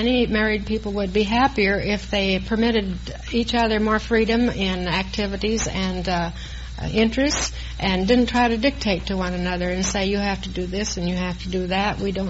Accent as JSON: {"language": "English", "town": "Marshalltown", "region": "Iowa", "country": "United States", "tie": "born or raised there", "said": "I was born in Marshalltown, Iowa, and grew up among the tall corn"}